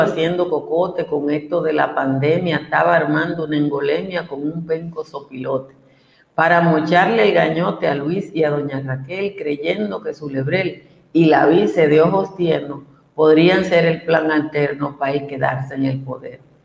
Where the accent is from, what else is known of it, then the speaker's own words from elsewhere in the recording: Dominican Republic; en Cotuí, a a mi pueblo